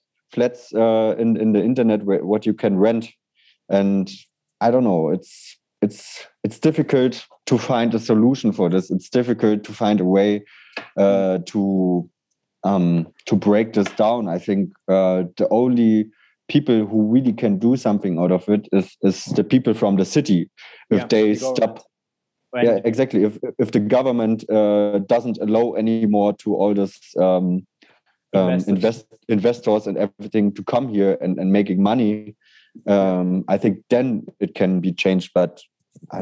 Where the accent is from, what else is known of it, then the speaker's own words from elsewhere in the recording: Berlin, Germany; I love Berlin and I will never stop loving it because it's my hometown